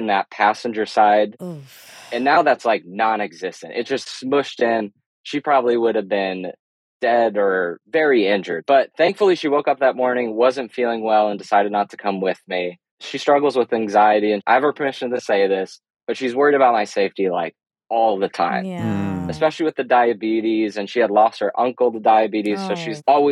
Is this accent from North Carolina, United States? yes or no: no; Chicago, Illinois, United States; now in Oklahoma City, United States; I'm in Oklahoma City, but I'm originally from the Chicago area